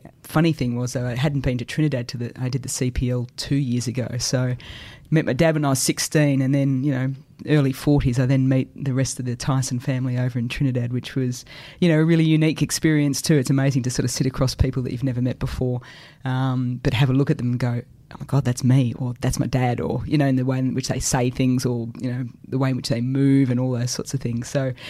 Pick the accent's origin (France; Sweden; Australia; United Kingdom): Australia; Melbourne, Victoria; I'd basically say, well, I'm from Melbourne.